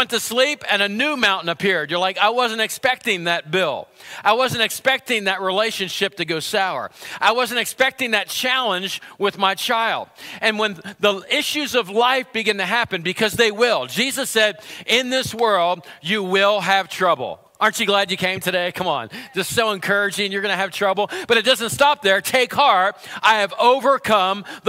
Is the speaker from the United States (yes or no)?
yes; United States; I grew up in Center County.